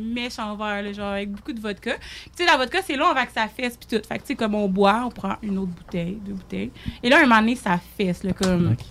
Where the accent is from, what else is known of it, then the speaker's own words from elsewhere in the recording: Saguenay, Quebec, Canada; je viens de Saguenay